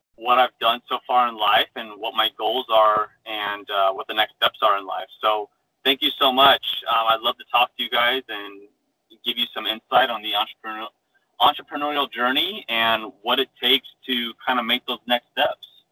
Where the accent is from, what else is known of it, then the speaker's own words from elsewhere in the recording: Phoenix, Arizona, United States; I was born and raised in Phoenix, Arizona.